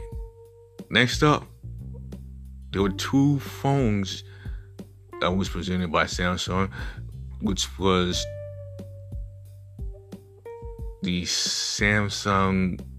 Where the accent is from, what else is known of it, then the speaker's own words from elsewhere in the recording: South Korea; when you know I come from South Korea, I mean, I have Korean brothers and sisters.